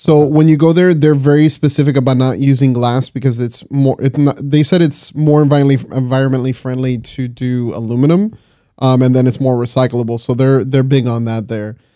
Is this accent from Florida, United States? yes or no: yes; Miami, Florida, United States; we're all from Miami